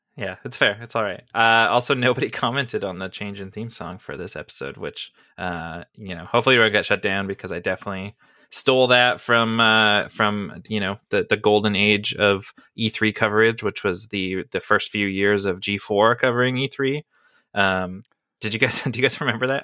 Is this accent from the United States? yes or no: no; Canada; as a Canadian